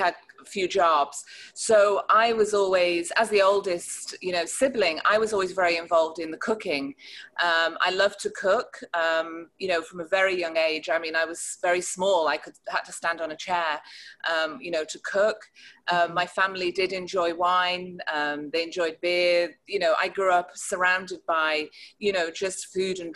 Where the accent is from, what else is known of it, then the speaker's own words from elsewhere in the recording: Chester, North West England, United Kingdom; moved away as an adult; now in Charlotte, United States; I grew up in the north of England in a county called Cheshire